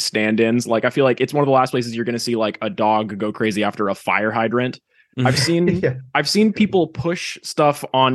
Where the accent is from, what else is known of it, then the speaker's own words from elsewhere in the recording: Canada; As the Canadian